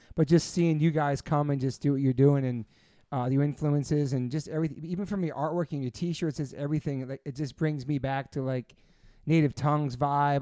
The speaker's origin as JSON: {"language": "English", "region": "New York", "country": "United States", "tie": "born or raised there", "said": "all of us growing up in New York in the nineties"}